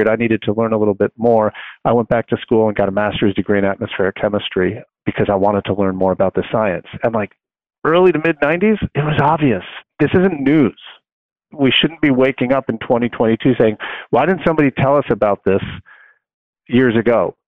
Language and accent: English; Long Island, New York, United States; I grew up on Long Island, and I went to school in New York City